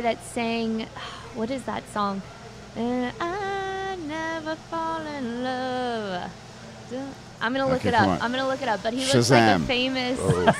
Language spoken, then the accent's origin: English; Lafayette, Louisiana, United States; I'm from Lafayette, and I grew up with all that.